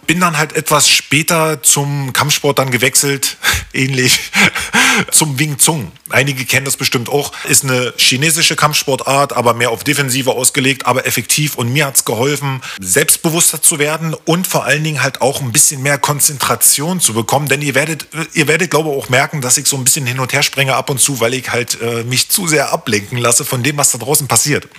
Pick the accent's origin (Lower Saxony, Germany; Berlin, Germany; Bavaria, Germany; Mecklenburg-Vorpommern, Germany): Berlin, Germany; Ich bin im Februar 1980 in der DDR geboren worden und das in einem der wirklich schönsten, 21 Stocker den Hohenschönhausen zu bieten hatte, aufgewachsen.